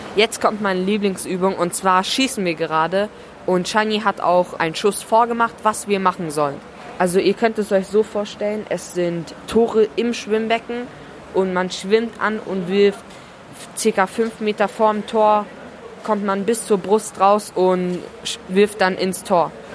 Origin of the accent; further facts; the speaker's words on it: Hungary; moved away; zu Hause in meiner Heimat. Also ich komme aus Ungarn